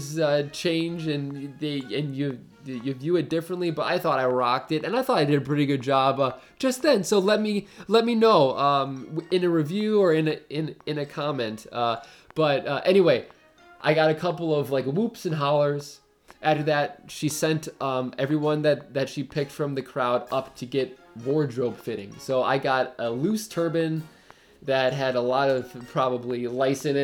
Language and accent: English; Brookfield, Wisconsin, United States; I said Brookfield, Wisconsin